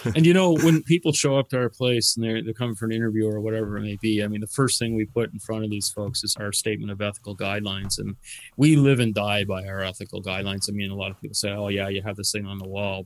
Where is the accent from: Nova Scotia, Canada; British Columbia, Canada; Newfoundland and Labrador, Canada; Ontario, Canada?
Nova Scotia, Canada; Dartmouth; moved away as an adult; also born or lived in Bedford; now in Cape Breton, Canada; I'm not originally from here. Uh, I'm from Dartmouth, actually